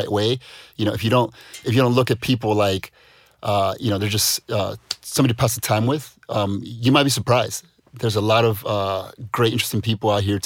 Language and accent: English; United States; moved away; as an American